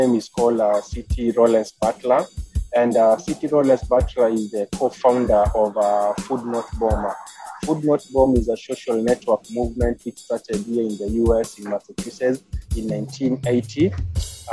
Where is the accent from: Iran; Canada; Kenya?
Kenya; moved away as an adult; now in California, United States; I'm originally from Africa, Kenya.